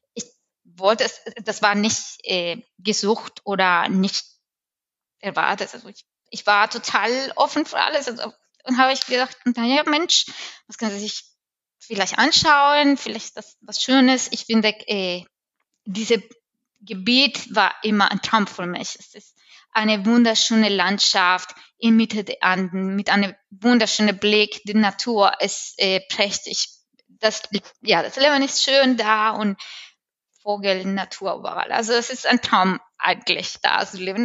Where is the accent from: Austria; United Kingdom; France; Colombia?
Colombia; German is a second language; moved away as an adult; now in Germany; ich bin in Kolumbien geboren, natürlich, in Südamerika